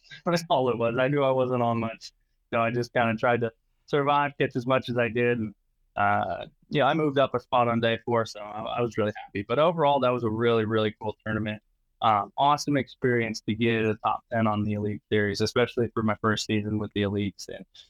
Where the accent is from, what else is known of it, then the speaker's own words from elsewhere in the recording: California, United States; so I'm being from California, we have a lot of smaller fisheries